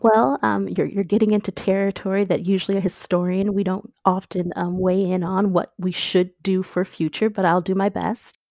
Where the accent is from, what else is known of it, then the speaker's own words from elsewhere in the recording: Michigan, United States; now in Maryland, United States; originally from Michigan, and I've migrated to Maryland